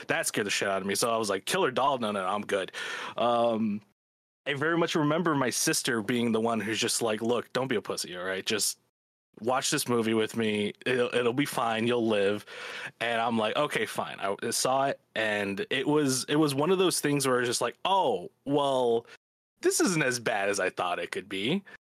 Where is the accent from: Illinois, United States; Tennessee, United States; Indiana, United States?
Illinois, United States; Chicago; I'm from Chicago. I've lived here all my life